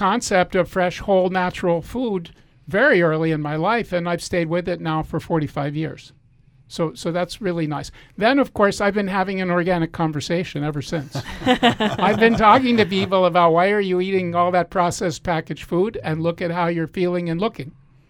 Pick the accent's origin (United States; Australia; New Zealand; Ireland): United States; Washington, District of Columbia; moved away as an adult; now in Penngrove, United States; started Bowman 67 years ago. That's when I was born. So I think we got to give credit to mom and dad. And I grew up in Washington, D.C., which was a multicultural area with food from everywhere.